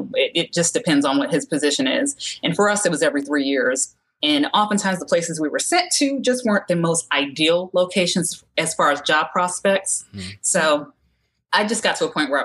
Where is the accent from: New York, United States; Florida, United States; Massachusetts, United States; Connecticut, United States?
Connecticut, United States; now in Georgia, United States; I live in Georgia now, but I'm from Connecticut